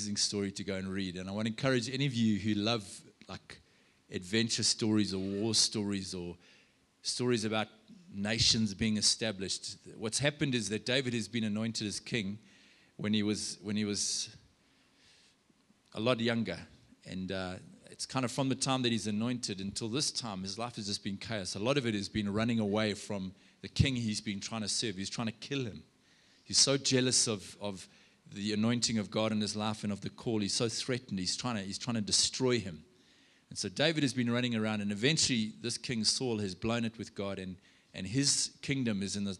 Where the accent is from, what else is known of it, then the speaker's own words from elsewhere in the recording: South Africa; I'm a South African